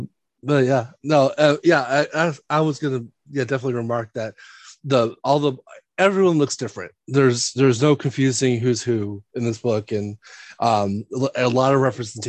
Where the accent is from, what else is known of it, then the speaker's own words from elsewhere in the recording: San Diego, California, United States; So I grew up in San Diego, California, but I grew up about 20 miles from downtown, 25 miles in the area called Mira Mesa, which is by the Miramar Air Base